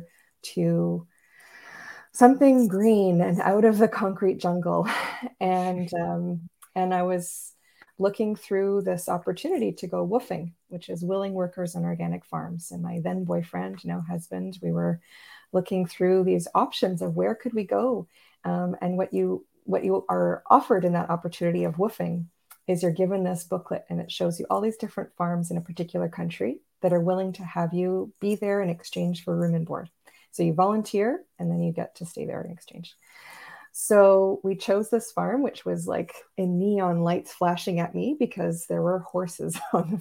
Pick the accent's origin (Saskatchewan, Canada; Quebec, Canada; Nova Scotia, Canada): Quebec, Canada; Montreal; now in Northern Ontario, Canada; I grew up in Montreal